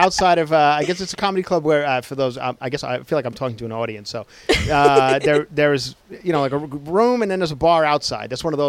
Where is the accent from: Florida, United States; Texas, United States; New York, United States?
New York, United States; Ronkonkoma; moved away; I don't stay in Ronkonkoma, but that's where I'm from. That is my hometown.